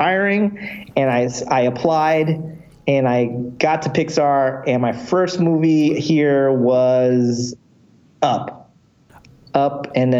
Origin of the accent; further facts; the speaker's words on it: San Diego, California, United States; also born or lived in Valencia, California; I was born and raised in San Diego